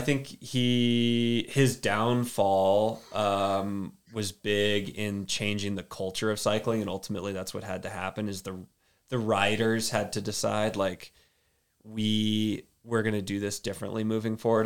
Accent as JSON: {"language": "English", "area": "Austin", "region": "Texas", "country": "United States", "moved": "yes", "lives_now": "Durango, United States", "said": "I'm from Austin, Texas originally. Well, little, little town outside of Austin"}